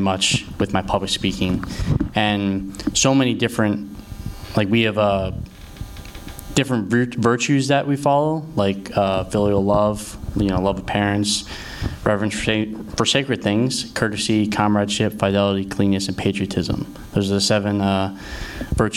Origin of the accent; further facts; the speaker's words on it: Ardmore, Pennsylvania, United States; I'm from right outside Philadelphia in a town called Ardmore, PA